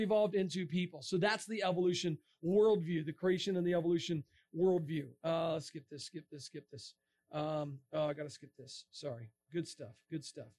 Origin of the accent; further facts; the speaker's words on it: Florida, United States; moved away; I'm from Florida